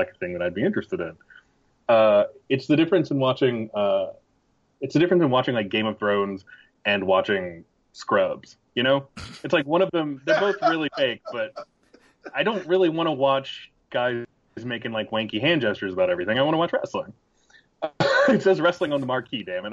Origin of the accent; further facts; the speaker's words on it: Danville, Virginia, United States; I was born in Danville, Virginia, which is about 45 minutes from Greensboro, North Carolina. So I was born in the heart of horseman country.